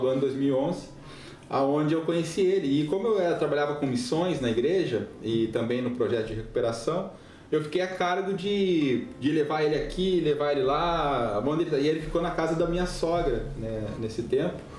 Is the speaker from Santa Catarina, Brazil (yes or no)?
no; Passo Fundo, Rio Grande do Sul, Brazil; moved away as an adult; also born or lived in Curitiba / Guinea-Bissau / Senegal; Sou gaúcho de Passo Fundo, interior do Rio Grande do Sul. Nasci e criei lá, né? Saí de lá com 29 anos.